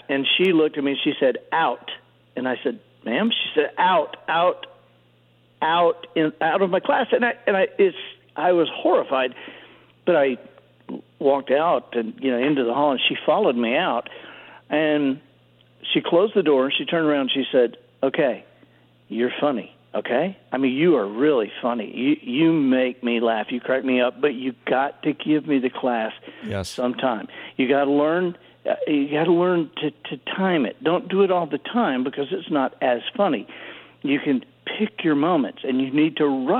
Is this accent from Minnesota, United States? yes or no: no; Dothan, Alabama, United States; I think of Dothan, Alabama, specifically, because that was where we were from my third grade to ninth grade.